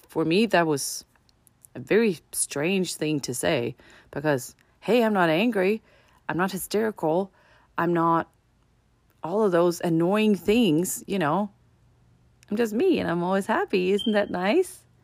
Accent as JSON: {"language": "English", "country": "Denmark", "moved": "yes", "lives_now": "United States", "said": "I'm from Denmark and here in America"}